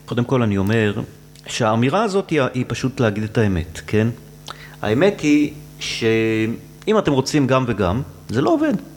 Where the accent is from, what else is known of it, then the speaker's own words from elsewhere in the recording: Tel Aviv, Tel Aviv District, Israel; גדלתי בשולי העיר, אה, זה המקום שבו העיר והטבע נפגשים